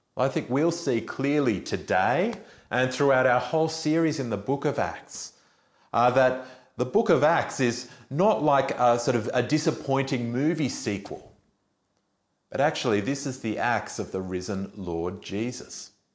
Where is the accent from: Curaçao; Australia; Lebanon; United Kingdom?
Australia; as an Australian